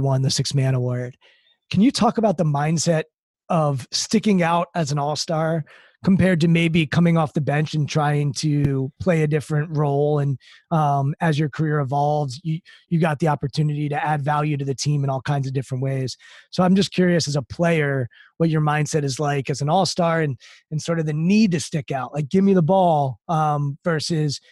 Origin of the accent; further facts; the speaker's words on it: Maryland, United States; I grew up in Maryland